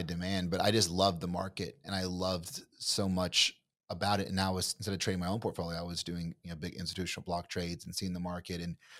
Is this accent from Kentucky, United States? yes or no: yes; Kentucky, United States; so I'm from Kentucky. You're from Texas. You sound like you're from Texas. I don't sound like I'm from Kentucky.